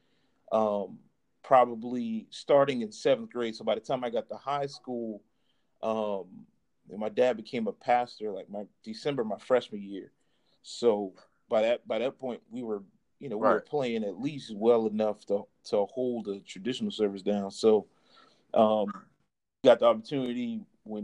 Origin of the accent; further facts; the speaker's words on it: Charleston, South Carolina, United States; also born or lived in DC/Maryland area; now in DMV area, United States; I live here in the DMV area for the past 13 years. But I'm definitely originally from Charleston, South Carolina. So definitely want to recognize my roots